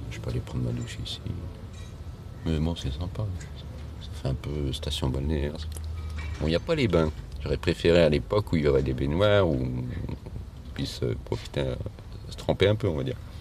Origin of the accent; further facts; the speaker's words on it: Lyon, Auvergne-Rhône-Alpes, France; je suis de Lyon